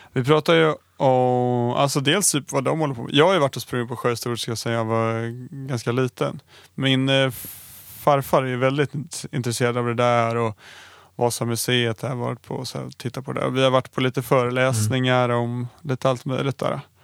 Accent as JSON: {"language": "Swedish", "town": "Stockholm", "region": "Stockholm County", "country": "Sweden", "said": "jag som stockholmare"}